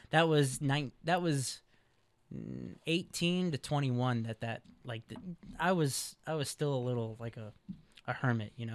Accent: Chicago, Illinois, United States; moved away as an adult; now in West Coast, United States; I'm from Chicago, Illinois

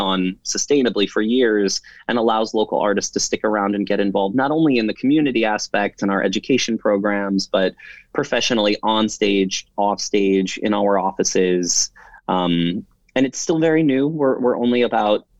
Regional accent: Warren, Michigan, United States; I grew up in Warren, just a little further east from here

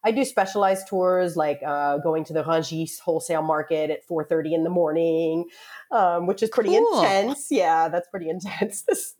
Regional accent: Richmond, Virginia, United States; moved away as an adult; now in Paris, France; Yes, I actually grew up in Richmond, Virginia. My father was born in Philadelphia. My father's side of the family was always up in Philadelphia before they decided to go to the South. So yeah, Richmond, Virginia is where I'm from.

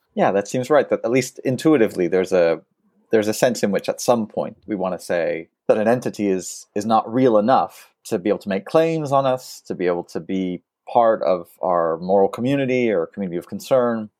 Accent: France; moved away; so I'm a French citizen despite my accent. I'm also American, but I grew up in France

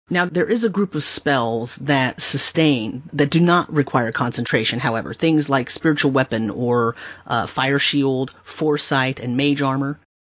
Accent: California, United States; I grew up in California

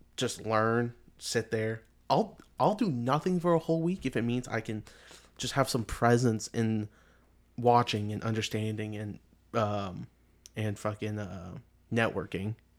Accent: Canada; we're from Canada

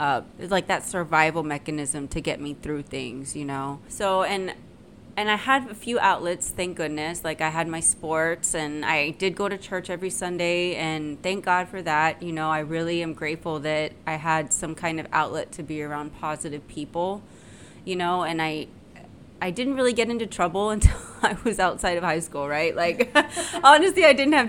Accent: San Antonio, Texas, United States; I'm from San Antonio, Texas, right? And I lived in a, you know, upper middle class neighborhood

